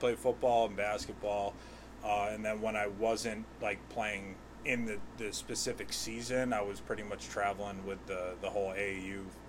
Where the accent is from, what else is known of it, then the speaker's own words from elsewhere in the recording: Wethersfield, Connecticut, United States; born and raised in Wethersfield. Graduated in 2008. I ended up going to college. I went to Eastern Connecticut my first year and a half after high school. Took some time off. Then I graduated from Central in 2014.